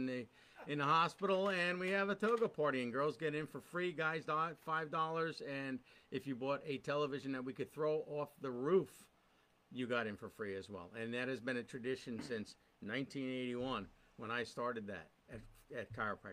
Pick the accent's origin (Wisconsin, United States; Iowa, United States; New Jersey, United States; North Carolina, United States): New Jersey, United States; Scotch Plains; I came back to my hometown